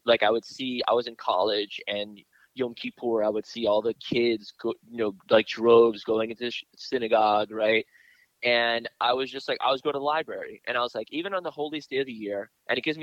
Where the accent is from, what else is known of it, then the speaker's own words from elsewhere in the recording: Miami, Florida, United States; also born or lived in New York / Israel; Growing up in Miami, in the area that I grew up in, it's one of the zip codes to this day that there is no church in the zip code